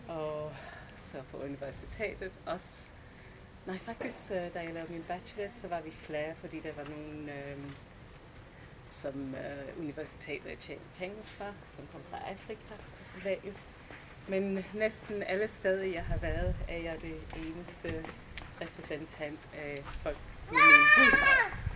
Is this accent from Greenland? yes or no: no; England, United Kingdom; Danish is a second language; moved away as an adult; also born or lived in London; now in Denmark; Jeg kommer fra England